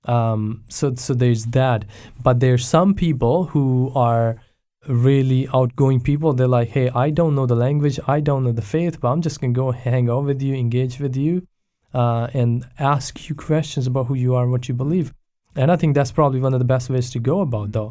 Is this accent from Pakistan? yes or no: yes; Pakistan; now in Abbotsford, Canada; I was born and raised in Pakistan